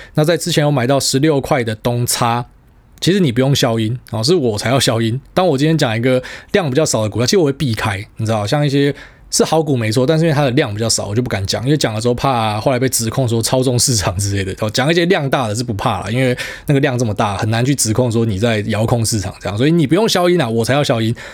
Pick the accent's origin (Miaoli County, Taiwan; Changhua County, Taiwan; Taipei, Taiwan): Miaoli County, Taiwan; 我不会有那种什么苗栗人的自卑感